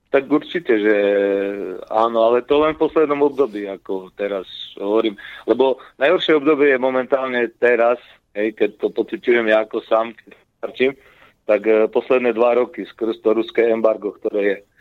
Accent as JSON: {"language": "Slovak", "town": "Prešov", "region": "Prešov Region", "country": "Slovakia", "said": "ja som e, z Prešova, my sme mali tu na meso kombinát, ktorý bol v Prešove"}